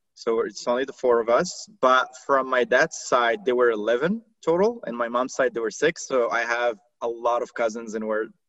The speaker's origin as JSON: {"language": "English", "country": "Morocco", "tie": "born or raised there", "also_born_or_lived": "Doha, Qatar", "first_language": "Arabic and French", "second_language": "English", "moved": "as an adult", "lives_now": "Dallas, United States", "said": "So I'm in the Dallas area, but I live in Dallas. But I was born and raised in Morocco, so North Africa. So I did not really grow up speaking English. I grew up speaking Arabic and French."}